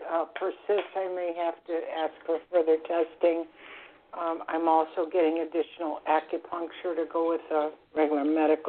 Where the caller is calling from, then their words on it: Florida, United States; I'm calling from Florida. I'm a first-time caller.